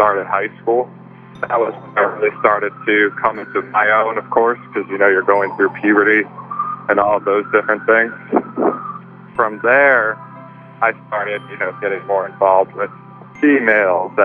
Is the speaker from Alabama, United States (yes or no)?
no; St. Louis, Missouri, United States; moved away; I'm originally from St. Louis, Missouri